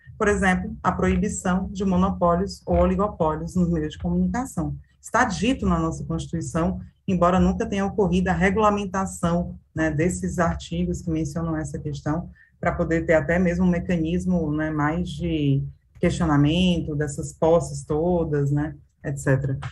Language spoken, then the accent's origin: Portuguese; Brazil; nós que somos brasileiros, brasileiras